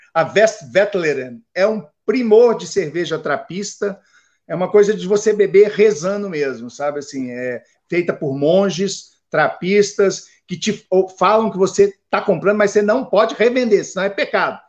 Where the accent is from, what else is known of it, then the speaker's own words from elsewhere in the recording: Brazil; moved away as an adult; also born or lived in Japan / Miami; como brasileiros no exterior